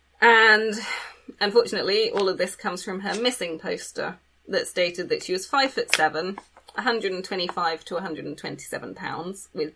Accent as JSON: {"language": "English", "region": "England", "country": "United Kingdom", "said": "We're not from America."}